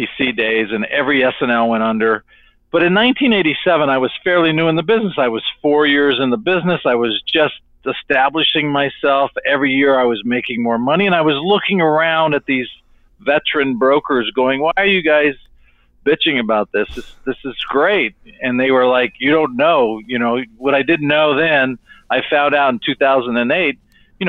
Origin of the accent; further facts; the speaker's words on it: Sierra Vista, Arizona, United States; moved away as an adult; now in Phoenix, United States; I'm from Sierra Vista, Arizona, which is in southern Arizona, about 15 minutes from the Mexico border